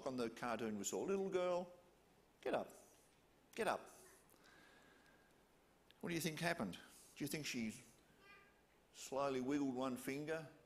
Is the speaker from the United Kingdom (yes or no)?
no; Hobart, Tasmania, Australia